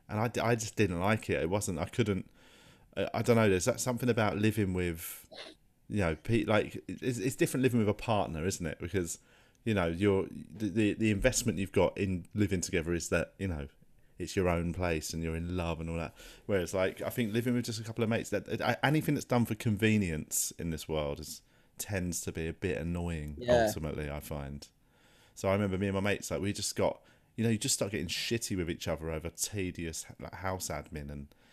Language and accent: English; London, United Kingdom; also born or lived in Blackheath; being from Southwest London